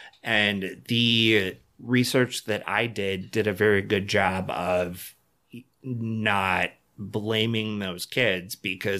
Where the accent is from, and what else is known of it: Dunkirk, New York, United States; born or raised there